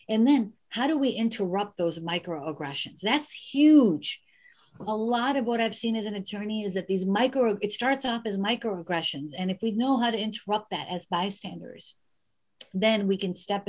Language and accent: English; United States; I was born in the United States